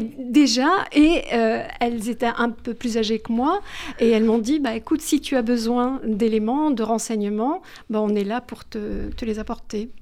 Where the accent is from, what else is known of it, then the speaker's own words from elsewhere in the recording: La Goulette, Tunis Governorate, Tunisia; now in France; j'ai grandi, euh, je suis née à la Goulette